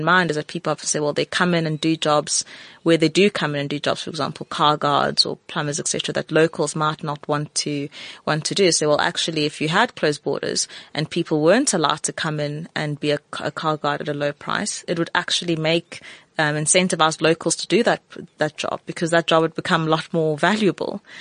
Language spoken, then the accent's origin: English; South Africa